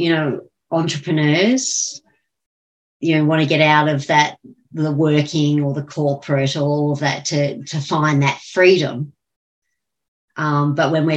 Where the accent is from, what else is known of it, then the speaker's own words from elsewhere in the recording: Australia; even as an Australian, sometimes I go with the New Zealand accent.